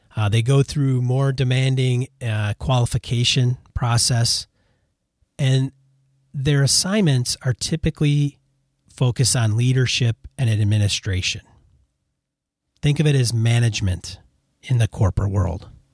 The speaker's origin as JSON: {"language": "English", "town": "Madison", "region": "Wisconsin", "country": "United States", "moved": "as an adult", "said": "home, which is Madison, Wisconsin"}